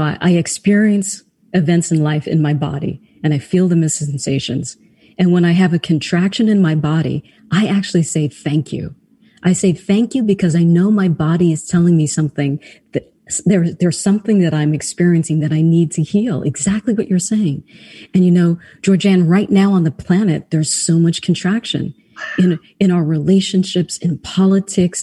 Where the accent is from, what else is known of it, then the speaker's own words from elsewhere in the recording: New York City, New York, United States; also born or lived in Trinidad; I grew up in New York City, so I love New York.